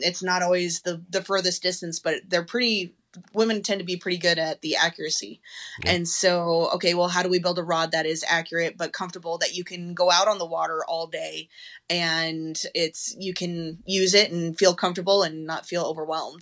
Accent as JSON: {"language": "English", "region": "Colorado", "country": "United States", "tie": "born or raised there", "moved": "as an adult", "lives_now": "Texas, United States", "said": "I growing up in Colorado"}